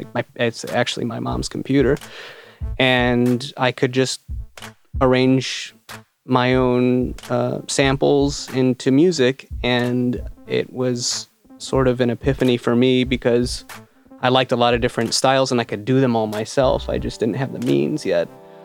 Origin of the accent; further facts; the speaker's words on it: Detroit, Michigan, United States; also born or lived in Florida / Ann Arbor, Michigan; we are in my basement studio in Ann Arbor, Michigan. I grew up in Florida and suburban Detroit.